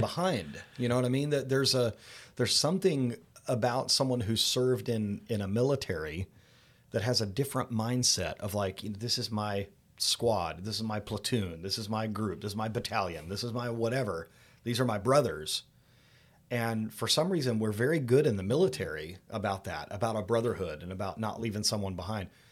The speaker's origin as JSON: {"language": "English", "town": "Daytona Beach", "region": "Florida", "country": "United States", "tie": "born or raised there", "also_born_or_lived": "Indiana", "said": "I was born here in Daytona Beach, Florida, but, uh, while my parents went to seminary, we lived in Indiana for a little bit. moved back in the late eighties"}